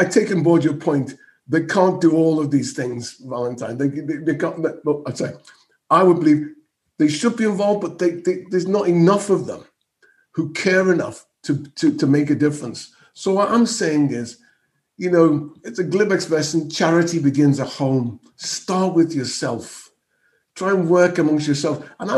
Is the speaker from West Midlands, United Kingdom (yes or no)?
yes; Birmingham, West Midlands, United Kingdom; accent: Birmingham; I'm the least intelligent, you know, in the same box as people from Birmingham, that's my Birmingham accent.